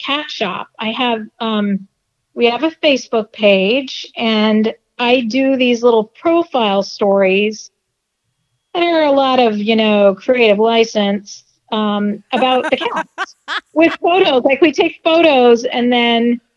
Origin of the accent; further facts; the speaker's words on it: Denver, Colorado, United States; I grew up in Denver